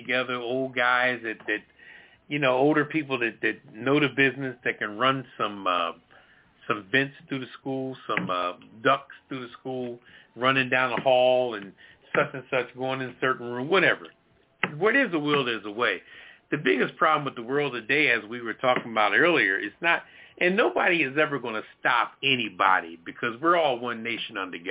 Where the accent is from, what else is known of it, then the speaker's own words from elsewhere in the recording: Philadelphia, Pennsylvania, United States; moved away; Philadelphia, where I'm from, my hometown